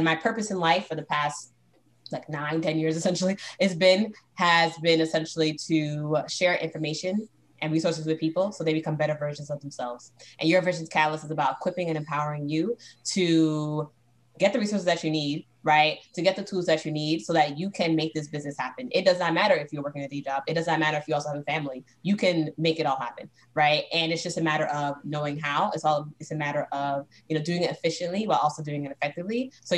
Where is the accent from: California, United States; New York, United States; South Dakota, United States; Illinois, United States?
New York, United States; Brooklyn; also born or lived in Boston, United States; So I grew up actually in Brooklyn, New York, and Boston, Massachusetts.